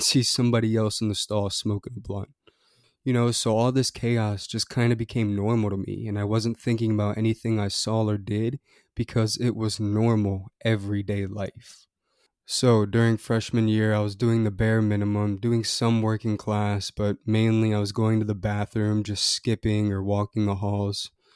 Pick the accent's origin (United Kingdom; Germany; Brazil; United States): United States; Annapolis, Maryland; I grew up in Annapolis, Maryland, a little city between Baltimore and D C